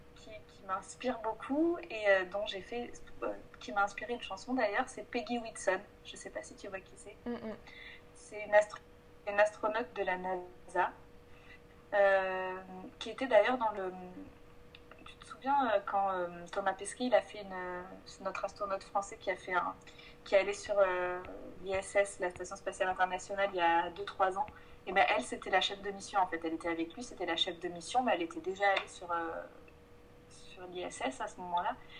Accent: Provence-Alpes-Côte d'Azur, France; moved away as an adult; now in Paris, France; Moi, je viens du sud de la France, ça, m'embête de dire ça, je suis de, Provence

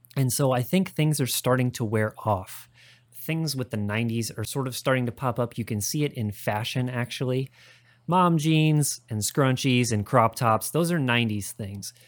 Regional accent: Midwest, United States; grew up in the Midwest

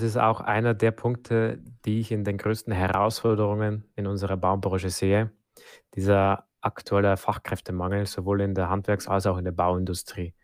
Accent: Germany; bei uns in Deutschland

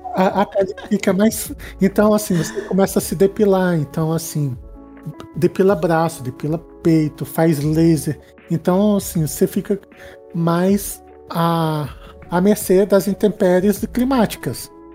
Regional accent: Brasília, Federal District, Brazil; eu sou de Brasília, assim, aqui bem do quadradinho do Centro-Oeste

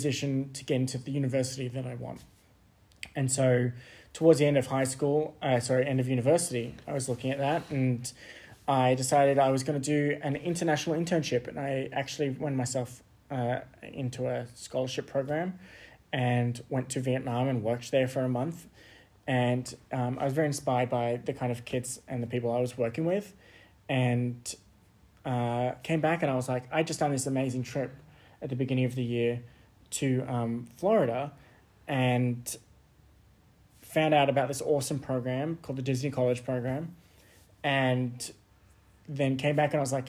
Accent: Sydney, New South Wales, Australia; born and raised in Sydney, grew up there

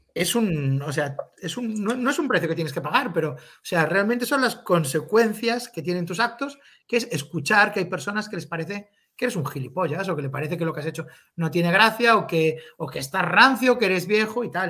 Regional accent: A Coruña, Galicia, Spain; la gente que somos de allí

